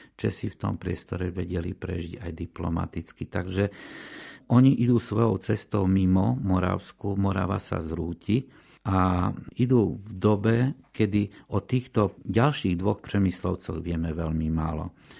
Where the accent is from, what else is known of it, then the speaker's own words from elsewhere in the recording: Košice, Košice Region, Slovakia; som Košičan